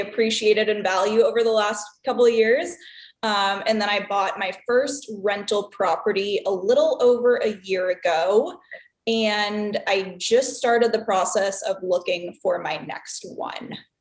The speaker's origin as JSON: {"language": "English", "region": "Southern California", "country": "United States", "also_born_or_lived": "Chicago", "moved": "as an adult", "lives_now": "Milwaukee, United States", "said": "I am originally from Southern California"}